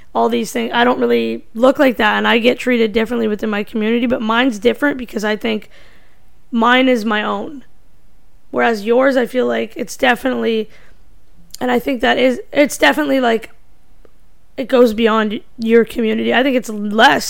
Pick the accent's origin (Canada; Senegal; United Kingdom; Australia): Canada; I'm Indian, but I grew up in North America instead of India